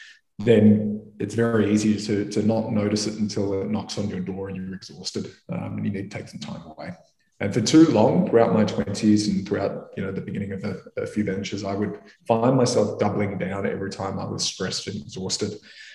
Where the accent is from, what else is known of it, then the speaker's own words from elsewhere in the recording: Melbourne, Victoria, Australia; suicide is the leading cause of death for men under the age of 48 in Australia, where I grew up in Melbourne.